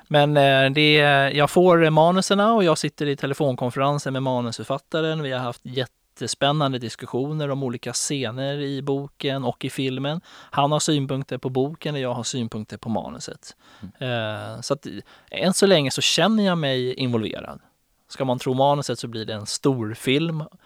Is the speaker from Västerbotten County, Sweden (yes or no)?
no; Stockholm, Stockholm County, Sweden; jag är uppväxt i Farsta och söderkille